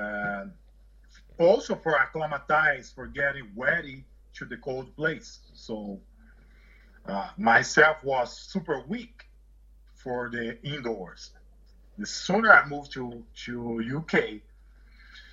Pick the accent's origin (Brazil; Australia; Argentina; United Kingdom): Brazil; English is a second language; moved away; I'm from Brazil